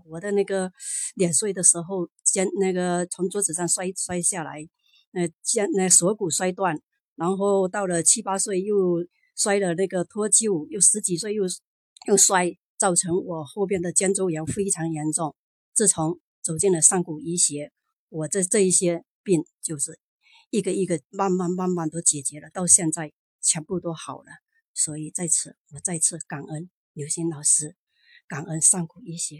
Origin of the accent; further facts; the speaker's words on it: Zhangzhou, Fujian, China; 我来自福建漳州。啊，